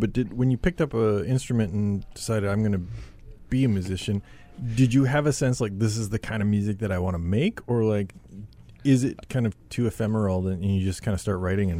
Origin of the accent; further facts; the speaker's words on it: Brandon, Manitoba, Canada; now in Winnipeg, Canada; I grew up in Brandon, and so I think that experience shaped me in some ways